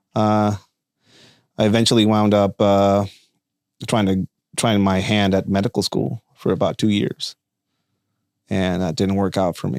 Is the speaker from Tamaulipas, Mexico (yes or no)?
no; Tijuana, Baja California, Mexico; English is a second language; moved away as an adult; now in United States; I was born and raised in Tijuana, Mexico